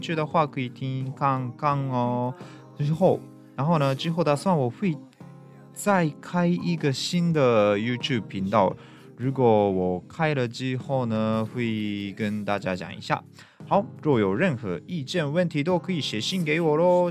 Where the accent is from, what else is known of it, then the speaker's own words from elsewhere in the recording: Japan; Chinese is a second language; moved away as an adult; now in Taiwan; 我们日本人